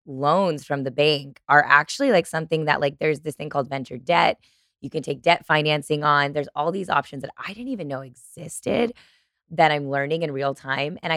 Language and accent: English; Chicago, Illinois, United States; I'm from Chicago